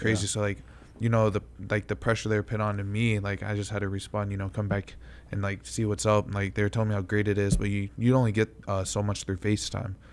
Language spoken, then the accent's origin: English; Kentucky, United States; moved away; also born or lived in Connecticut; we're originally from Kentucky